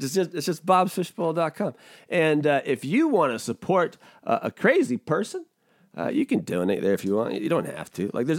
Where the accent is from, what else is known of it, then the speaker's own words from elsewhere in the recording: Washington, United States; also born or lived in Rhode Island, United States / Florida, United States; I grew up balling out in Washington State.